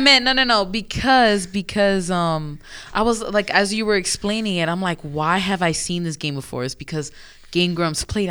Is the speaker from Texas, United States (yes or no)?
no; New York, United States; I'm from New York